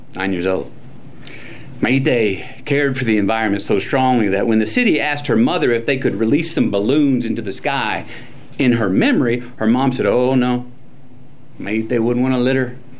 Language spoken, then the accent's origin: English; Uvalde, Texas, United States; my hometown of Uvalde